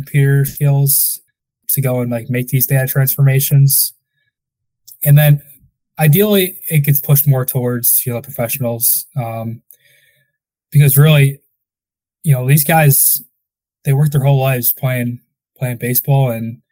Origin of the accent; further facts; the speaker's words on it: Crestwood, Illinois, United States; I grew up in Crestwood, so Windy City